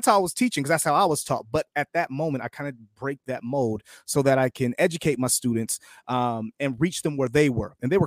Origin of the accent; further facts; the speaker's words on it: United States; I'm an American, right? I'm a proud American, right? This is my country